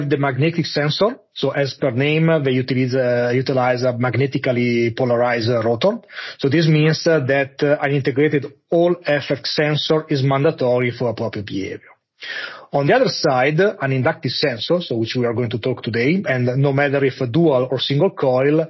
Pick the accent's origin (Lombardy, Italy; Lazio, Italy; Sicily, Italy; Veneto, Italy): Lombardy, Italy; Monza; now in Munich, Germany; I grew up in Monza, close to Milan, and now I'm living in Munich.